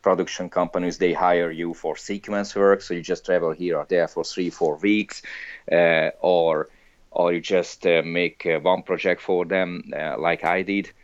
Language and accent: English; Hungary; moved away; I'm from Hungary, I'm Hungarian, I don't live there anymore